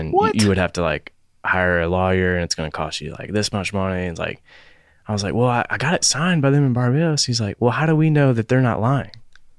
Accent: Charlotte, North Carolina, United States; also born or lived in Jackson, Tennessee; So I grew up in Charlotte.

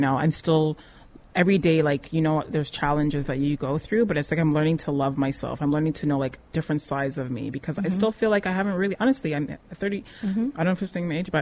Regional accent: Canada; also born or lived in Nigeria; I'm Canadian born, but I have West African parents

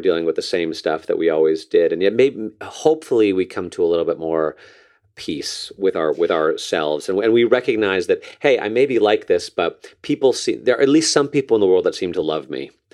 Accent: New Canaan, Connecticut, United States; moved away; my hometown newspaper in New Canaan, Connecticut

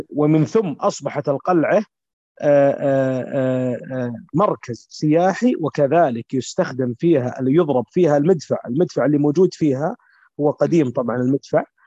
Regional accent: Saudi Arabia; عندنا بالسعوديه يشوفونا لابسين ثياب وشمغ

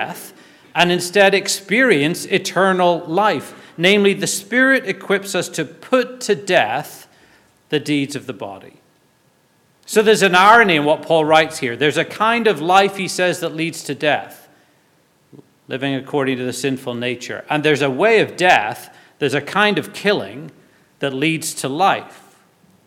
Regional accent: Belfast, Northern Ireland, United Kingdom; When I was growing up in Belfast, our church youth group, or youth fellowship as we called it

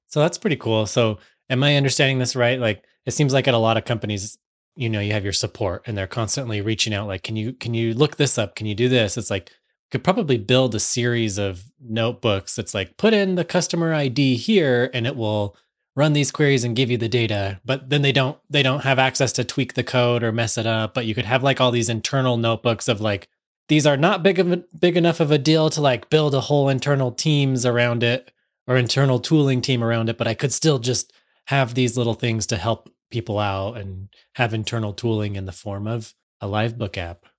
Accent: United States; I'm from the United States

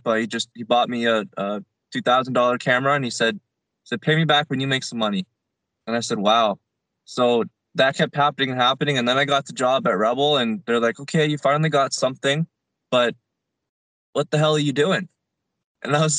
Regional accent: Bradford, Ontario, Canada; moved away as an adult; now in Calgary, Canada; my hometown of Bradford, Ontario

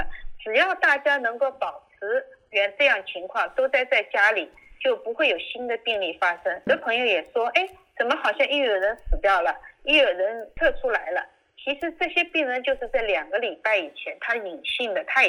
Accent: China; now in United States; 其实我们中国人一种勤俭的习惯，一个口罩用一天还是应该可以的。

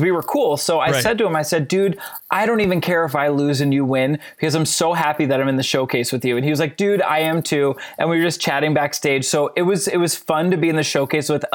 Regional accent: New Jersey, United States; now in Minneapolis, United States; I live in Minnesota, but I'm born and raised in New Jersey

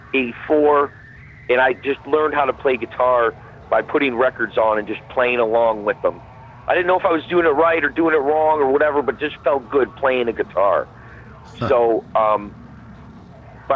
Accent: Parma, Ohio, United States; I'm from Parma, Ohio. Still from Parma, Ohio

